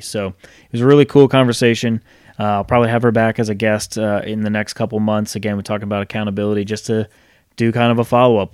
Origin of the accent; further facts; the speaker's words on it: Rhode Island, United States; now in Charlotte, United States; I grew up in Rhode Island.